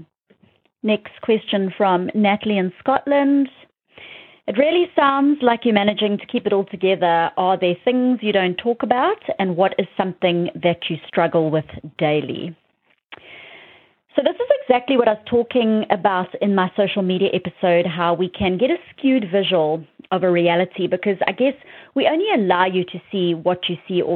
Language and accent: English; South Africa; moved away; my hometown in South Africa